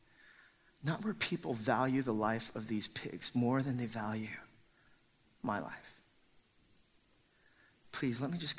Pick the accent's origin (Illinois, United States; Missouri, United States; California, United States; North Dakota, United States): California, United States; Los Angeles; a lot of the Korean immigrants that we grew up with in Los Angeles, we all grew up attending church